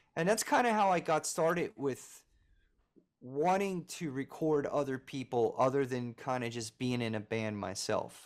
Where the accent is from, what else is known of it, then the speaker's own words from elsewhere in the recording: Philadelphia, Pennsylvania, United States; now in Nashville, United States; I'm originally from Philadelphia